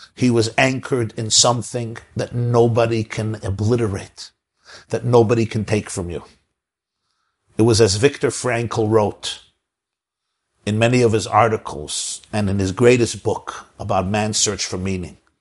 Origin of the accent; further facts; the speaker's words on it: New York City, New York, United States; I grew up in Brooklyn, New York, so we don't have a Kruger Nationals Park there